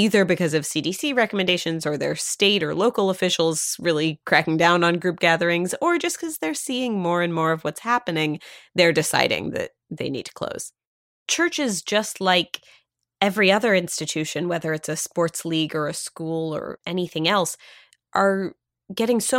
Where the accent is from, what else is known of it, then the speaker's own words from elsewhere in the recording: Pennsylvania, United States; my own synagogue that I grew up at in Pennsylvania